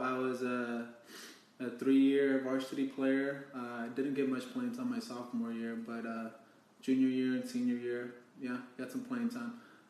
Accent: Denton, Texas, United States; I am from Denton, Texas.

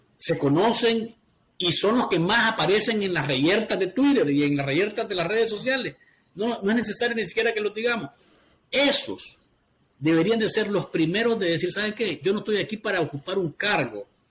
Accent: Nicaragua; es necesario que vean más para nuestro país

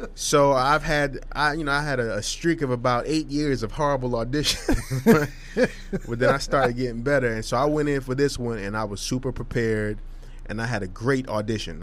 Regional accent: Hillside, New Jersey, United States; we're not from Jersey City, brother. We from what? Hillside, New Jersey

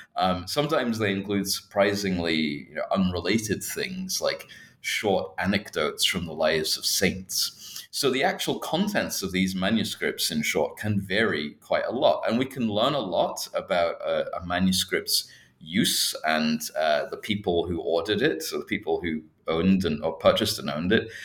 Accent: Scotland, United Kingdom; moved away as an adult; also born or lived in Berkeley, California, United States; now in Hong Kong; I'm actually originally uh, not from Hong Kong myself. I'm from the UK. I'm from Scotland

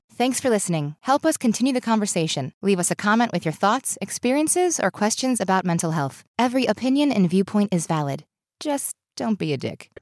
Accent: East Tennessee, United States; growing up in East Tennessee

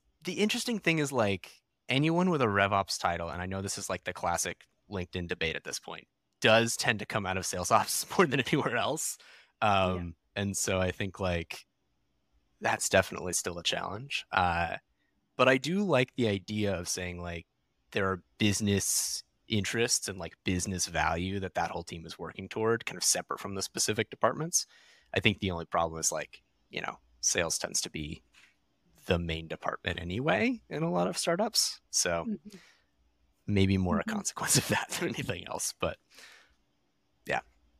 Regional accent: California, United States; I did not have any kind of adequate winter coat because I was from California.

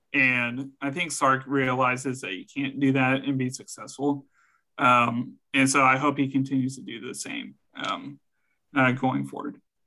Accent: San Antonio, Texas, United States; born or raised there

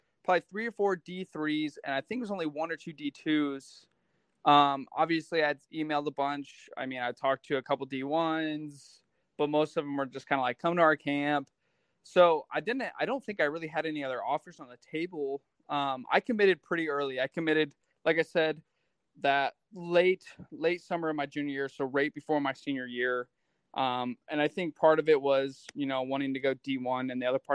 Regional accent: Fremont, Indiana, United States; I'm originally from Fremont, Indiana. That's where I grew up

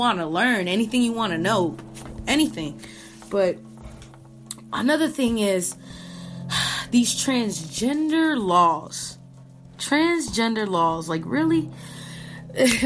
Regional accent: Puerto Rico; now in United States; labeled as a Boricua

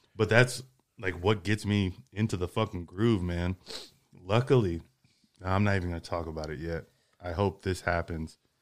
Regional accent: Houston, Texas, United States; now in Austin, United States; I grew up like on Mattress Mac commercials.

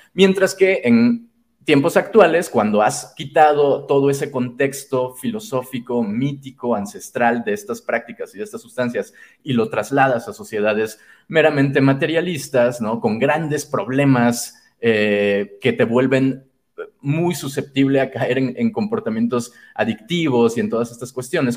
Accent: Chiapas, Mexico; also born or lived in Mexico City; now in San Cristóbal de las Casas, Mexico; nací en Ciudad de México, pero prácticamente eh, crecí y me formé en, en, Chiapas, que es el estado sur de México

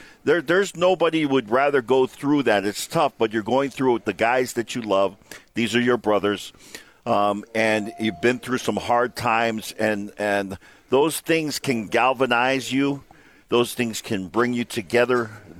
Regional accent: Hawaii, United States; now in Utah, United States; I remember when I got here to Utah, growing up in Hawaii

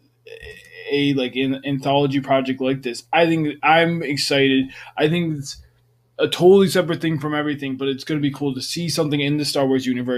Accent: New York, United States; moved away; I'm from New York

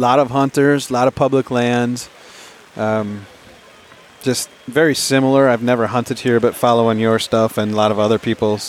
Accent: Pennsylvania, United States; I'm from Pennsylvania

